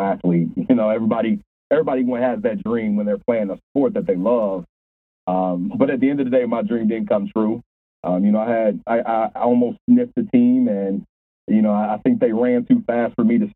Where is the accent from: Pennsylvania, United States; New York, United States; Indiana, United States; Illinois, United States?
Indiana, United States; Indianapolis; also born or lived in Louisville, Kentucky; I was actually raised in Indianapolis. I was raised on the east side of Indianapolis